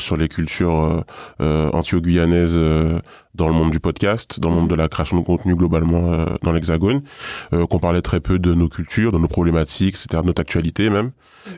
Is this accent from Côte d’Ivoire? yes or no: no; Guadeloupe; moved away as an adult; now in Paris, France; Je suis guadeloupéen. Je suis à Paris depuis 2008. J'ai grandi et vécu en Guadeloupe pendant toute ma jeunesse.